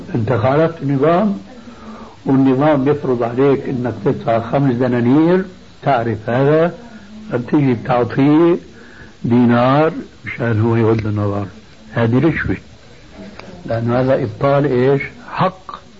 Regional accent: Syria; عندنا بسوريا

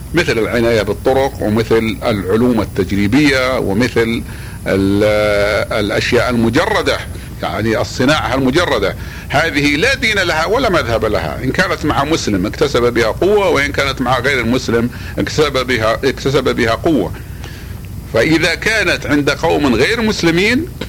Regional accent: Saudi Arabia; في بلادنا المملكة العربية السعودية

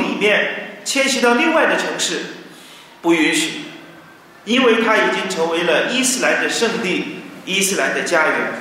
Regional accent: China; 我们中国人

